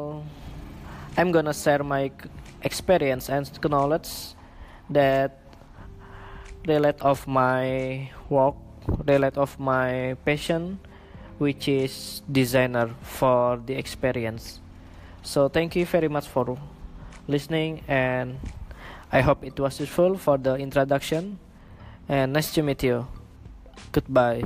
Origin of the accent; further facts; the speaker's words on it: Indonesia; English is a second language; moved away as an adult; also born or lived in Singapore; now in Malaysia; I'm from Indonesia, but currently I live in Malaysia and Singapore